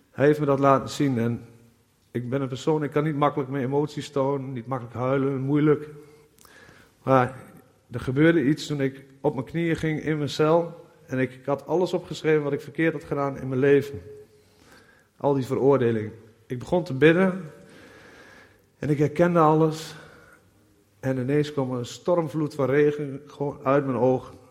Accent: Nieuwleusen, Overijssel, Netherlands; ik ben 39 jaar en ik kom uit Nieuw-Leuzen.

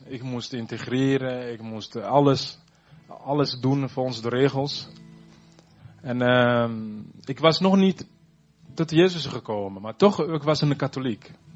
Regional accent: Burundi; also born or lived in Zutphen; now in Netherlands; ik kom uit Burundi

